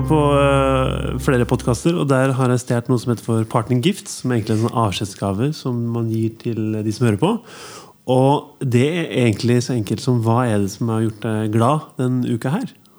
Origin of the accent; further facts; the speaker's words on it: Ytterøya, Trøndelag, Norway; Jeg er fra Ytterøya